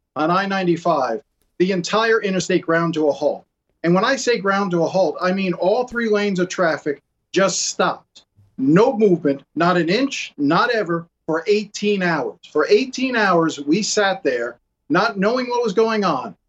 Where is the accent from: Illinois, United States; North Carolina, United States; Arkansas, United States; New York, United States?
New York, United States; New York City; now in Miami, United States; I grew up in Brooklyn